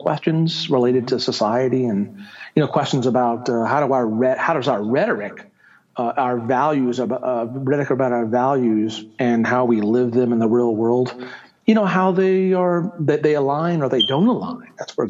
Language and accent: English; Augusta, Georgia, United States; moved away as an adult; also born or lived in California / Connecticut; now in New Mexico, United States; I am originally from Georgia. That's where I grew up in the 60s and 70s